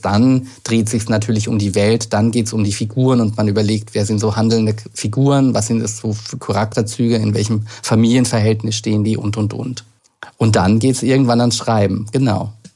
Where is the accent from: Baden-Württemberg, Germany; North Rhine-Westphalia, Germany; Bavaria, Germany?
Bavaria, Germany; Lower Franconia; moved away as an adult; now in Berlin, Germany; ich bin ja aus Unterfranken, äh, aus wirklich einem kleinen Ort